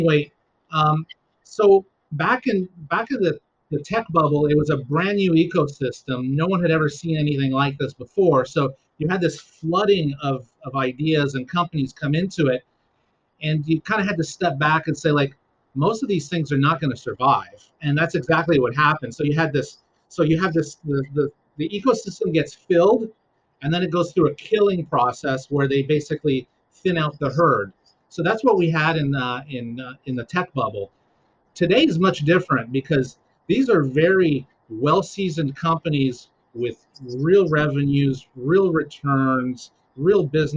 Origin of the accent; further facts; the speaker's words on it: Dorval, Quebec, Canada; moved away; I grew up in Dorval